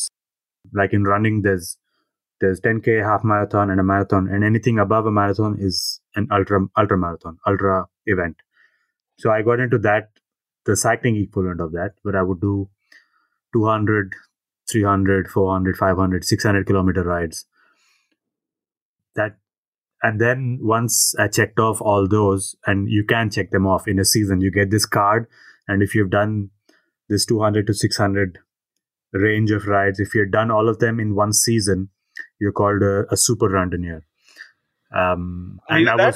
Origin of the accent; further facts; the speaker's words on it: Hyderabad, Telangana, India; moved away; moving back to my hometown